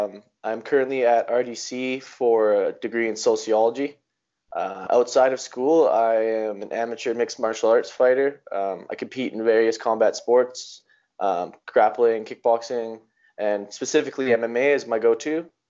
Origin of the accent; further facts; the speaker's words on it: Innisfail, Alberta, Canada; I grew up in Innisfail, and he took me to this place called the Chinese Boxing Connection.